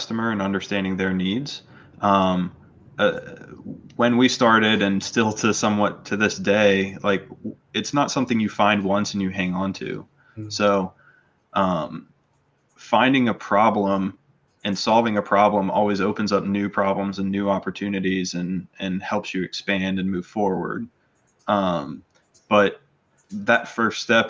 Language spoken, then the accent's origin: English; North Carolina, United States; grew up in North Carolina